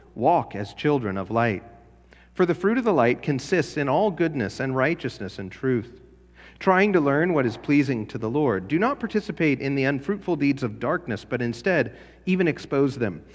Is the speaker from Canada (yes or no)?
no; Los Angeles, California, United States; now in Spotsylvania, United States; I was from LA, I was from Los Angeles